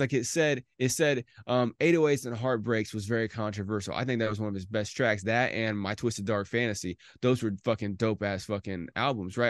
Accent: Indiana, United States; I'm from Indiana

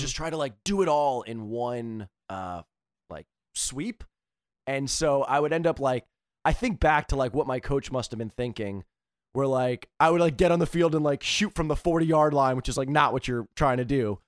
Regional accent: East Coast, United States; I come from East Coast, type

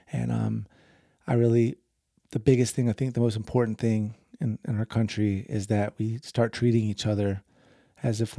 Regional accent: the South, United States; I grew up in the South, and racism was everywhere.

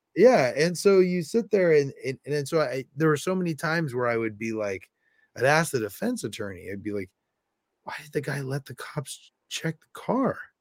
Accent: California, United States; moved away; also born or lived in South Bend, Indiana; I'm from California

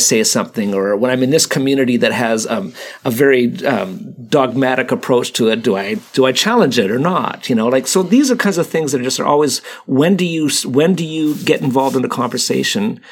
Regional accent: Canada; I'm Canadian

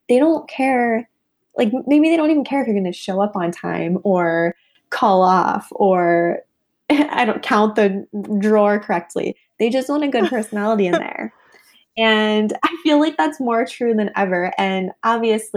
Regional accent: Midwest, United States; I was raised in the Midwest

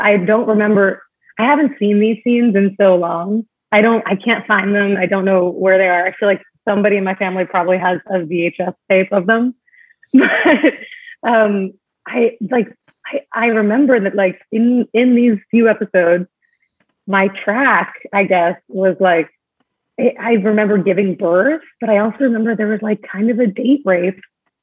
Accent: New York, United States; also born or lived in Long Island; I grew up in New York. I was born on Long Island

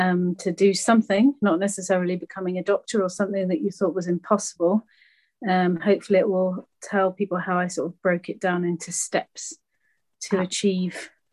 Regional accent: Charlton Mackrell, South West England, United Kingdom; also born or lived in Accra, Ghana; Moved from Accra, so that's the city, capital city of Ghana, and we moved right into the middle of Somerset, into a very tiny village called Charlton Mackerel. And so I moved there with my mum and my dad. So my dad is Ghanaian and my mum's British.

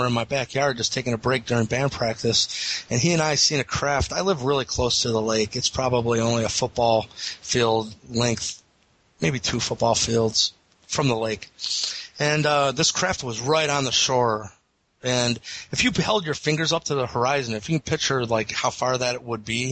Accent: Eastlake, Ohio, United States; the Eastlake Police Department in my hometown

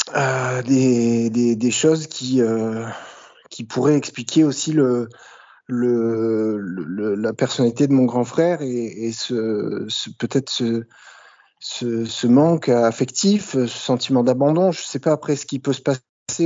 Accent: Bouches-du-Rhône, near Marseille, Provence-Alpes-Côte d'Azur, France; accent: light Marseille accent; also born or lived in Le Havre, Normandy; j'ai grandi dans les Bouches-du-Rhône, donc euh, dans le sud de la France, à proximité de Marseille

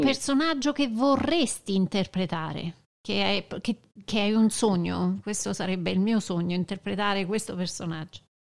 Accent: Rome, Castelli Romani, Lazio, Italy; Di, eh, di Roma, dei Castelli Romani.

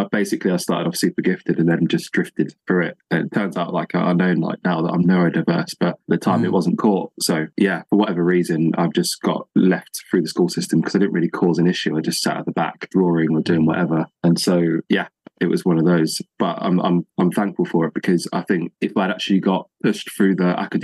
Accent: Northamptonshire, East Midlands, United Kingdom; I'm from the Midlands, so in Northamptonshire, so East Anglia.

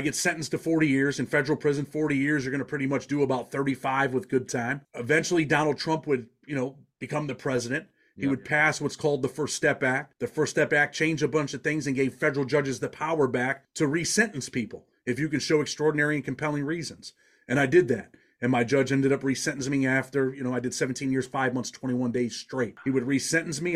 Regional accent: Rochester, New York, United States; I'm from Rochester, New York

